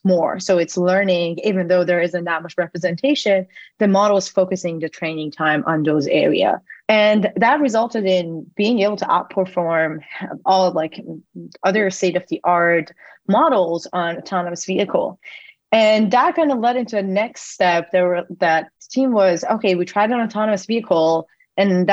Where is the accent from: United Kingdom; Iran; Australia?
Iran; moved away as an adult; now in United States; I was born and raised in Iran. I moved to the US after I got into MIT for my undergrad